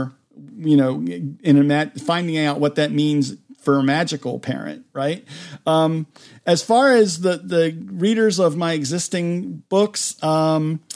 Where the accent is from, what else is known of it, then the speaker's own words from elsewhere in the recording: Maryland, United States; the county where I grew up in Maryland